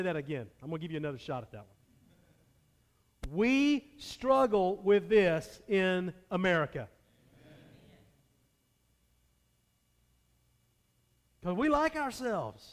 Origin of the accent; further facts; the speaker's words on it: United States; as American Christians